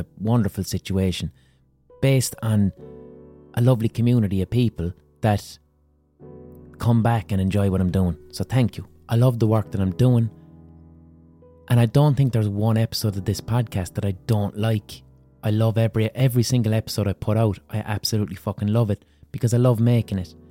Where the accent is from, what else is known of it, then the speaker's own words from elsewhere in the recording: Limerick, Munster, Ireland; I'm just someone from Limerick